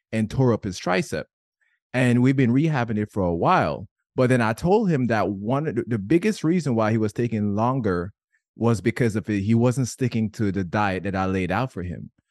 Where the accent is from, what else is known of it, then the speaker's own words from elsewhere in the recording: Jamaica; I'm Jamaican